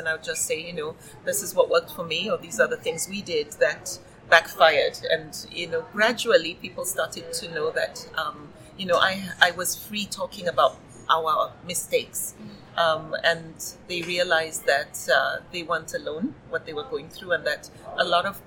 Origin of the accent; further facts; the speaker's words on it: Nigeria; I grew up in Nigeria, though I traveled a lot